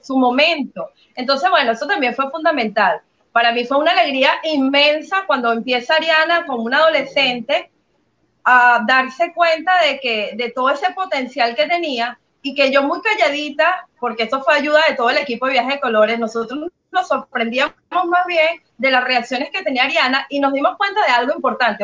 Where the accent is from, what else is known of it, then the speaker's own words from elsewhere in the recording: Venezuela; moved away as an adult; creo que toda mi vida fue Venezuela 100%, hasta hace poco, hasta hace unos seis años que salí de Venezuela